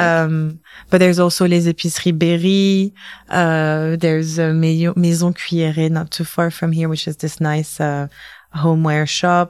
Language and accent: English; London, United Kingdom; moved away as an adult; also born or lived in Tunisia; now in Paris, France; I grew up in London